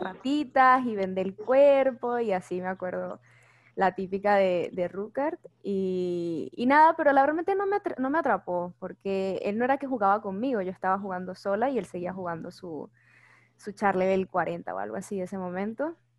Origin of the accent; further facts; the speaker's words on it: Caracas, Capital District, Venezuela; soy era de Caracas, soy de Caracas